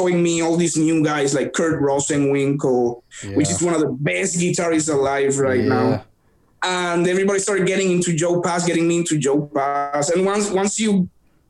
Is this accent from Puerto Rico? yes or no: yes; Bayamón, Puerto Rico; moved away as an adult; now in Corpus Christi area, United States; in my hometown, I'm from Bayamon, Puerto Rico